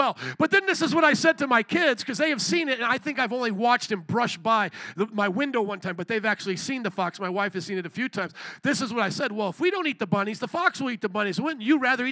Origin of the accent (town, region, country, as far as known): United States